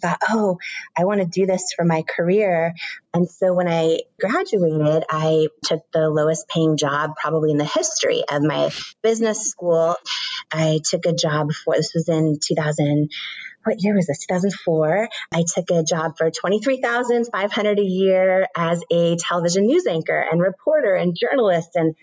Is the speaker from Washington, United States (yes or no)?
yes; Washington, United States; I grew up in Washington State